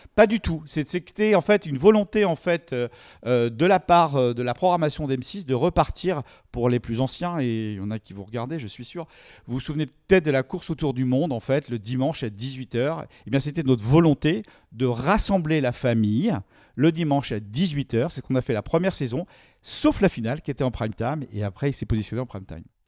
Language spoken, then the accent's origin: French; France; on est français